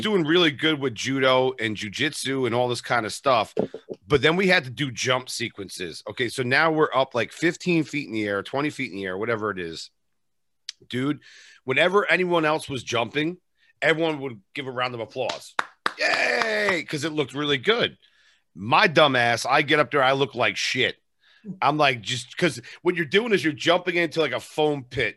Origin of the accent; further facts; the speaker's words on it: New York area, United States; I'm from New York area